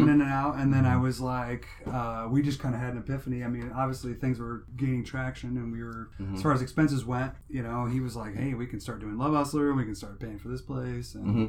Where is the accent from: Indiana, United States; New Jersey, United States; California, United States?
Indiana, United States; Fort Wayne; also born or lived in Auburn, Indiana; And then we moved to Fort Wayne. I'm actually from Fort Wayne.